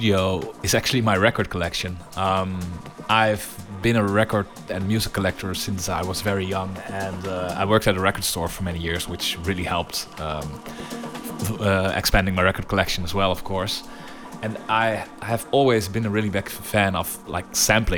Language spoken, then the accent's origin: English; Netherlands; I grew up in Holland